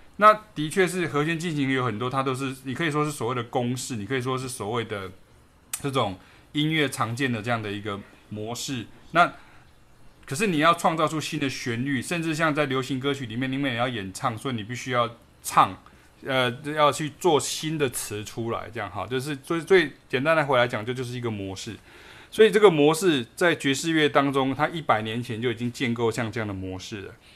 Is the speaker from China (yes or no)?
no; Taiwan; 我发挥我台湾人的这个本事